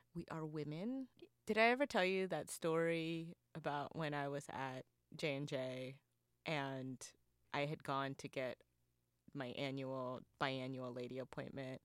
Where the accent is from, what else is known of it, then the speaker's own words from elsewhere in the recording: North Carolina, United States; I grew up in North Carolina at a time where being not white or not black was not cool